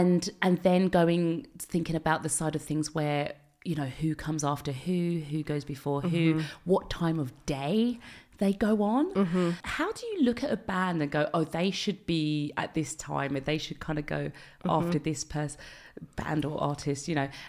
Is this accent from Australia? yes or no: no; London, United Kingdom; Like I remember, I'm from London. Yeah. I know … from the garage days.